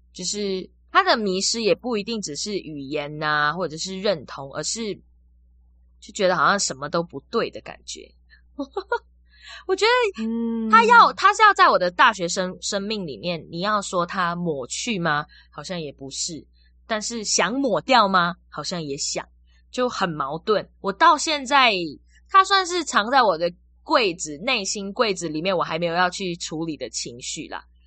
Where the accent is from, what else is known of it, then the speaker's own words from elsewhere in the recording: Malaysia; accent: Taiwanese; now in Taiwan; 我反而完全讲不出马来西亚口音，就是我真的很纯台湾口音在上课